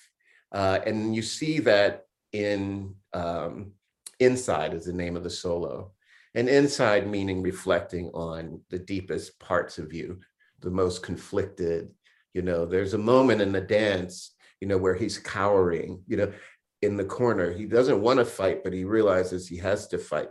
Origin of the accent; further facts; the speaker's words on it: Miami, Florida, United States; also born or lived in Jacksonville, Florida; I grew up in Miami, Florida.